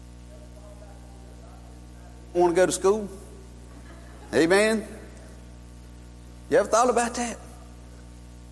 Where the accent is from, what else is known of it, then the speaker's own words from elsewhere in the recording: Columbus, Georgia, United States; now in Stoneville, United States; I was born in Columbus, Georgia, 1971